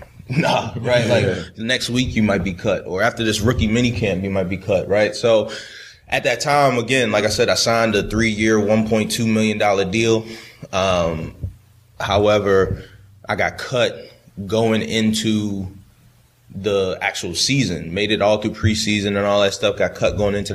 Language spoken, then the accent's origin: English; Baltimore, Maryland, United States; like I said, I grew up in Baltimore, that purple and black, you know.